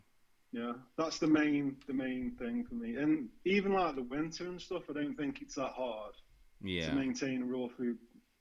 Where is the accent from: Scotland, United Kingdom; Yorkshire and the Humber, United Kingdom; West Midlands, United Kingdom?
West Midlands, United Kingdom; Staffordshire; So I'm 33. I grew up in England, a place called Staffordshire, just south of Manchester. And currently I'm working in construction.